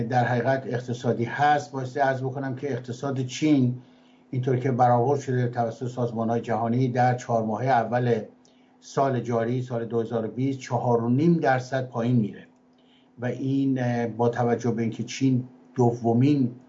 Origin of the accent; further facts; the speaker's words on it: Iran; moved away as an adult; من در ایران متولد شدم و در ایران تحصیلات کردم از دانشکده دندوپزشکی دانشگاه ملی ایران فارغ التحصیل شدم